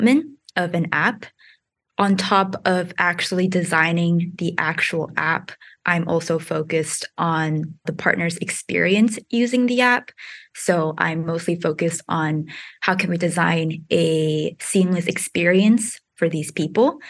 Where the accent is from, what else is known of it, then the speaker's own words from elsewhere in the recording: New York, United States; also born or lived in Singapore; I grew up in New York, but I was born in Singapore